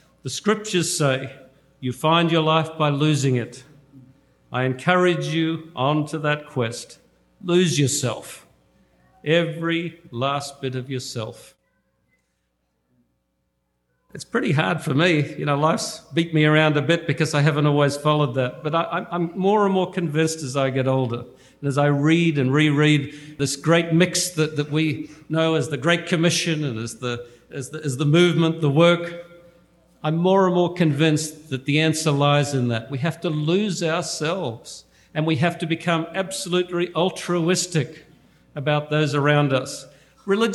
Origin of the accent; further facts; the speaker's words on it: Australia; moved away; I come from Australia